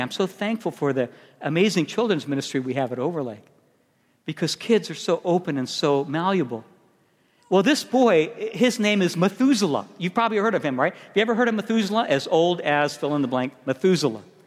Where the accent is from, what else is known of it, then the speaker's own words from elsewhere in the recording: Chicago, Illinois, United States; moved away; also born or lived in San Diego; I'm from Chicago